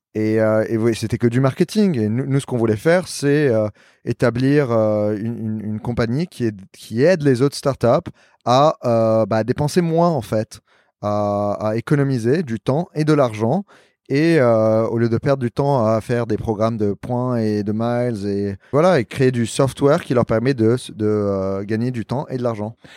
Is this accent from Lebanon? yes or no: yes; Lebanon; also born or lived in New York, United States / Paris, France; now in Miami, United States; je suis libanais